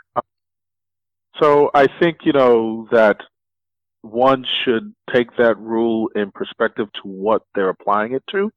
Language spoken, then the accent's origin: English; New York City, New York, United States; I grew up in the South Bronx in the seventies